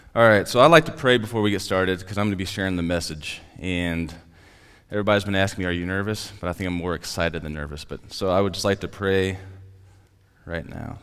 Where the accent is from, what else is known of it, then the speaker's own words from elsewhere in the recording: Platte City, Missouri, United States; also born or lived in Tracy; I loved growing up in Platte City.